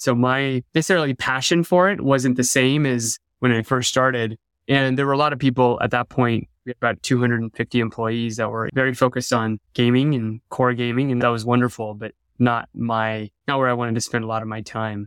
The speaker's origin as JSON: {"language": "English", "area": "Bay Area", "region": "California", "country": "United States", "tie": "born or raised there", "said": "growing up in the Bay Area"}